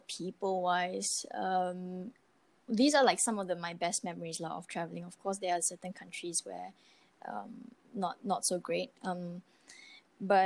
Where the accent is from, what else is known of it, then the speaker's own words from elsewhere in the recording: Malaysia; Malaysians love our food and we kind of bring it everywhere